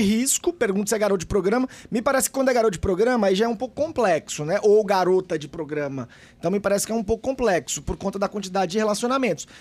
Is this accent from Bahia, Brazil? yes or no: yes; Bahia, Brazil; moved away; eu sou baiano, na minha, eu, tenho uma, eu morava em uma cidade que tem aproximadamente 25 mil habitantes